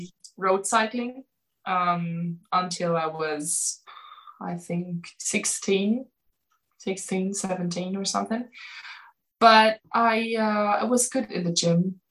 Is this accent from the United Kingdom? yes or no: no; Magdeburg, Saxony-Anhalt, Germany; English is a second language; moved away as an adult; now in Erfurt, Germany; I'm from Magdeburg. It's Sachsen-Anhalt.